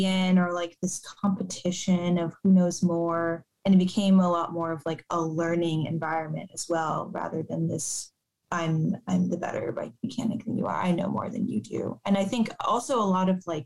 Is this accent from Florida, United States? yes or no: yes; Miami, Florida, United States; now in Portland, United States; when I was growing up in Miami